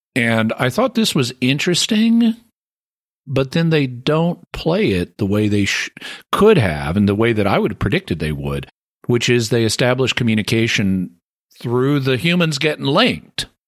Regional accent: the American South, United States; I'm the Southerner

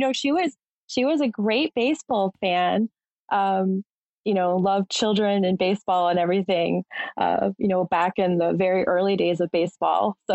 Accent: Massachusetts, United States; I'm from Massachusetts as well

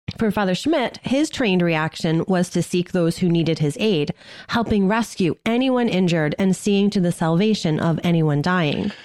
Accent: Massachusetts, United States; now in Ohio, United States; I'm from Massachusetts

